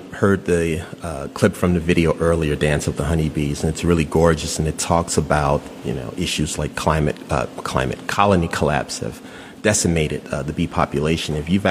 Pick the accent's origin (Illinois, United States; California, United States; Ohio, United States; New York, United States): Illinois, United States; Chicago; I grew up a mile and a half from here. We're in the Beverly neighborhood